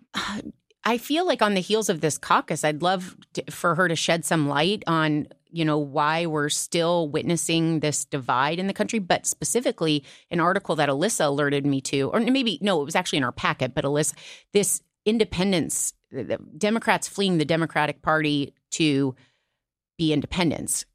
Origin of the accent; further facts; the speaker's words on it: Iowa, United States; moved away; I'm from Iowa